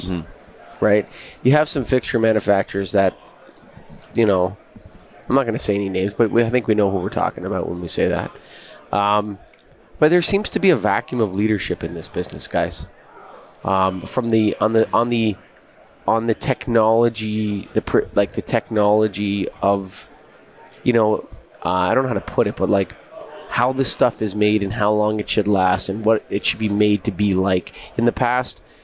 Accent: Canada; I'm a Canadian

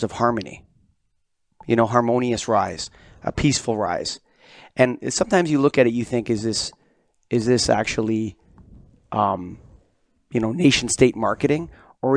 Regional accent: Canada; I'm a Canadian

